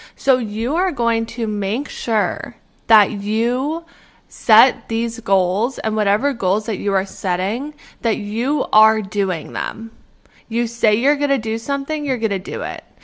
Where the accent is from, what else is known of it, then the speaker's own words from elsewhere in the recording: Canada; moved away as an adult; now in Pittsburgh, United States; I am originally from Canada, but right now I'm living in Pittsburgh